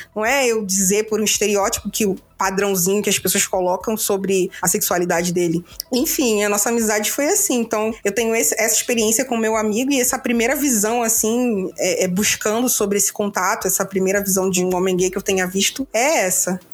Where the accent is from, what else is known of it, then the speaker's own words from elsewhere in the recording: Rio de Janeiro, Brazil; sou do Rio